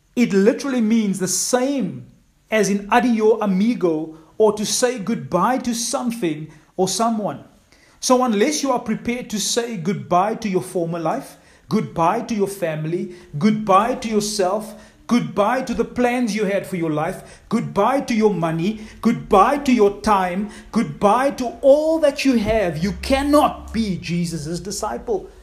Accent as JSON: {"language": "English", "town": "East London", "region": "Eastern Cape", "country": "South Africa", "tie": "born or raised there", "said": "Cindy and I grew up in East London"}